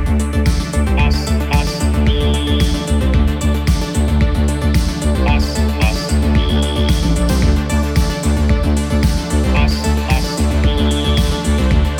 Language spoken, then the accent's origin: English; Scotland, United Kingdom; accent: Scottish; my Scottish accent